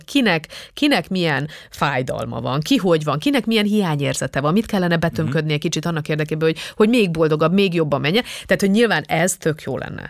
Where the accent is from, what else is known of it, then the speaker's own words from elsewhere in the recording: Transylvania, Romania; Erdélyből származom, tehát magyar osztályba jártam